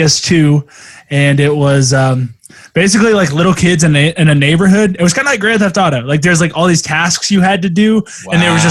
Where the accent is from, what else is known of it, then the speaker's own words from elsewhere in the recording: New Zealand; I'm a Kiwi.